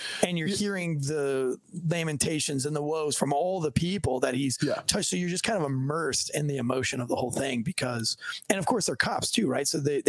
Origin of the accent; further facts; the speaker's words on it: Kentucky, United States; like you're in the military and I'm from Kentucky, you know what I mean?